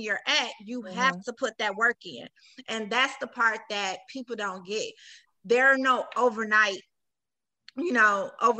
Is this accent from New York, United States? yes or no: yes; New York, United States; now in Detroit, United States; I'm from New York, Brooklyn